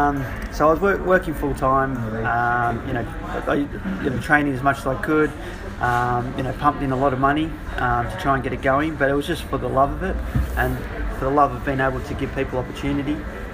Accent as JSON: {"language": "English", "town": "Sydney", "region": "New South Wales", "country": "Australia", "tie": "born or raised there", "said": "So, grew up in Sydney. So my old man, he's originally from Fiji, and my mum is from Singapore. So I was born in Sydney."}